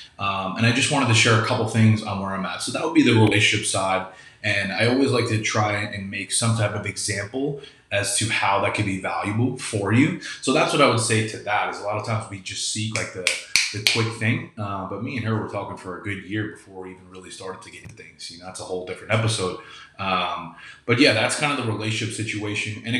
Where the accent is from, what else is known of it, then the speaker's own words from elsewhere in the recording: New York, United States; also born or lived in Kelowna, British Columbia; now in Florida, United States; I grew up in New York and I live in Florida